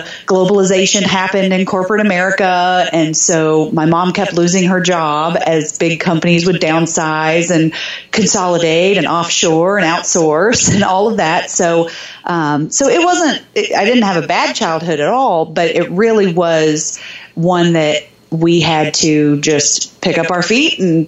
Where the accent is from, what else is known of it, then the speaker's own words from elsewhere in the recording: Jeffersonville, Indiana, United States; also born or lived in Germany; So I grew up just north of Louisville, Kentucky, in southern Indiana, a smaller town called Jeffersonville.